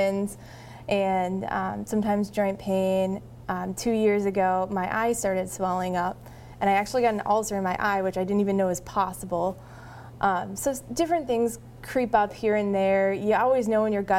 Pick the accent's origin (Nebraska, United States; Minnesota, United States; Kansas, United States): Minnesota, United States; moved away; I moved back to Minnesota, went to my hometown